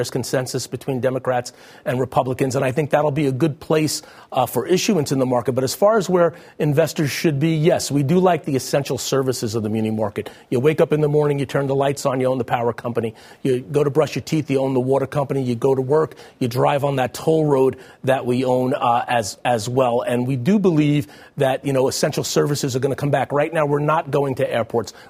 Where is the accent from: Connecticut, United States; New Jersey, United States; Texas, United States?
New Jersey, United States; my home state of New Jersey